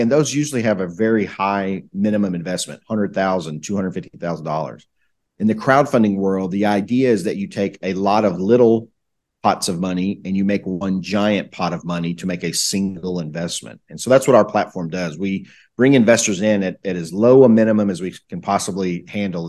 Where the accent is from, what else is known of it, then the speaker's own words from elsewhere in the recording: Southeast United States, United States; I, I grew up kinda in the Southeast United States, uh, in, in what people would call the country.